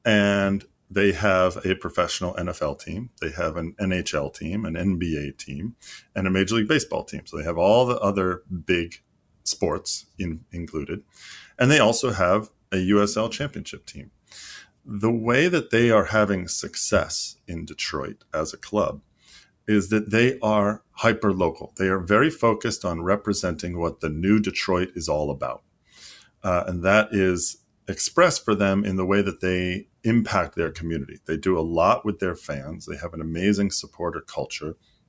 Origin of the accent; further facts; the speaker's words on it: Greece; So, like, I grew up half in Greece.